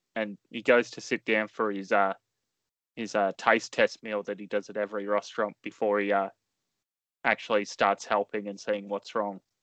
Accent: Australia; as an Australian

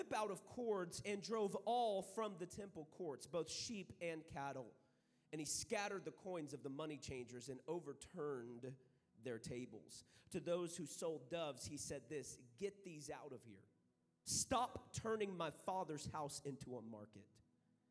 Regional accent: San Angelo, Texas, United States; I am from San Angelo, Texas

